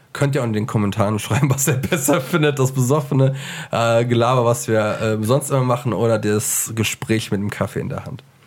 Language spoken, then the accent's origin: German; Wiesbaden, Hesse, Germany; moved away; ich komme eigentlich aus Wiesbaden, da, äh, aus dem, dem schönen Hessen